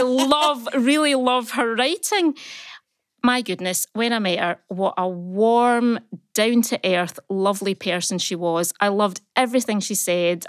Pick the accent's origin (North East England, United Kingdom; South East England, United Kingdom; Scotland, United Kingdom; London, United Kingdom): Scotland, United Kingdom; Uddingston; we are Scottish. We are from small places that nobody's ever heard